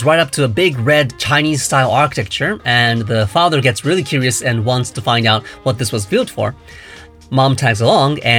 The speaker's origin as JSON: {"language": "English", "country": "Japan", "tie": "born or raised there", "said": "I was born and brought up in Japan"}